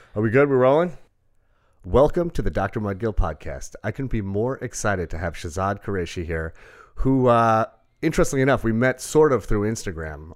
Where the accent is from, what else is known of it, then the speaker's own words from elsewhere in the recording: Rockville Centre, New York, United States; also born or lived in Brooklyn; We moved to Rockwell Center.